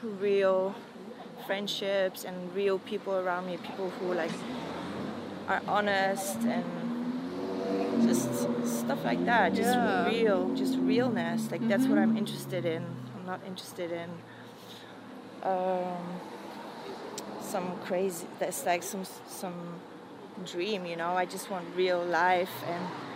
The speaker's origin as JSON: {"language": "English", "country": "Poland", "moved": "yes", "said": "coming from where I come from Poland and from a very religious background"}